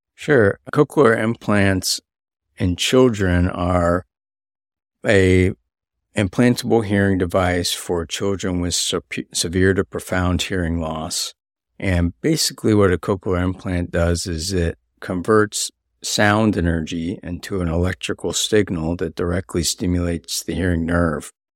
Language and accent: English; Pensacola, Florida, United States; I was part of a pilot program for high school students here in Pensacola. I grew up here